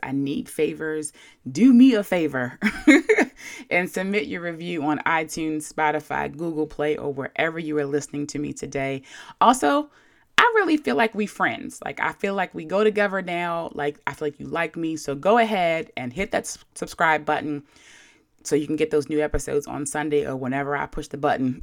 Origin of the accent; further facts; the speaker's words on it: Baltimore, Maryland, United States; I'm from Baltimore, a place where we affectionately call people whores and overly use the word yo.